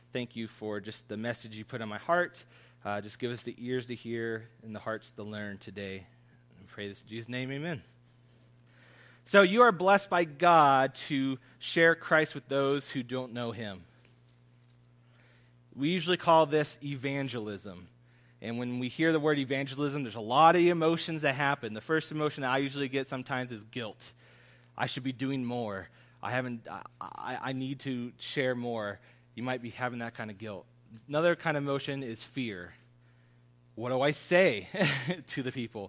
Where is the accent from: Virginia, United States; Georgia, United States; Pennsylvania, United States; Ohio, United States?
Ohio, United States; Columbus; I grew up in Columbus